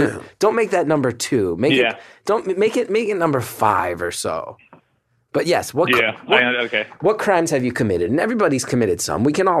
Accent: New York City, New York, United States; I'll tell you, being a New Yorker, I remember once going on the subway with one of these umbrellas

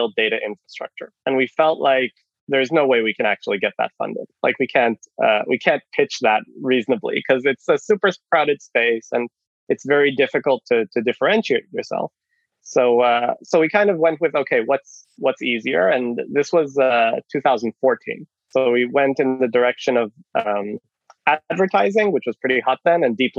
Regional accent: Israel; moved away as an adult; also born or lived in Canada; now in Finland; I'm Canadian originally. I was born in Canada, moved to Israel when I was 10, grew up in Israel, did the army

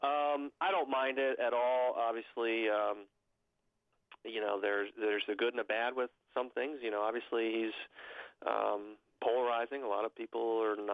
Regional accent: Cincinnati, Ohio, United States; Big fan of my hometown professional sports, the Cincinnati Reds and Cincinnati Bengals and the Cincinnati Bearcats

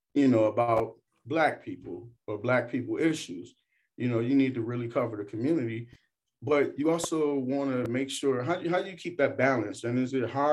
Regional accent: a predominantly Black city in Michigan, United States; I grew up in the city that I report

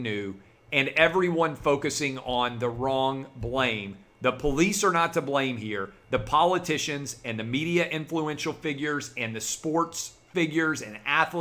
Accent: Nashville, Tennessee, United States; the city of Nashville, my hometown

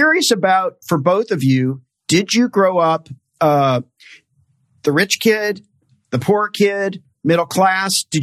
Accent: Tennessee, United States; I'm from Tennessee.

